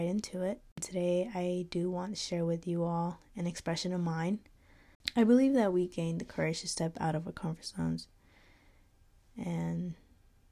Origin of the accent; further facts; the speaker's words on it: North Carolina, United States; I was raised in North Carolina, but living here my whole life, actually.